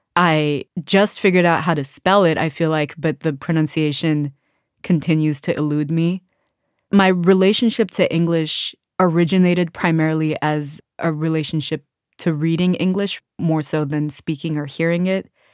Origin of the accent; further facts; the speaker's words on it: Washington, District of Columbia, United States; I grew up in Washington, D C, surrounded by other Sudanese people